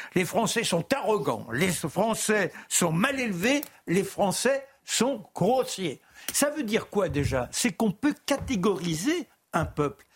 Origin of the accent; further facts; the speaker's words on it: France; je suis fier d'être français. Je suis viscéralement français.